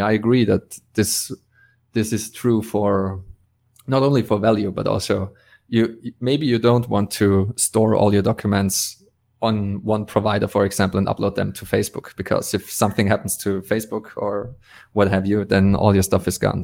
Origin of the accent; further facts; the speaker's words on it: Austria; I'm from Austria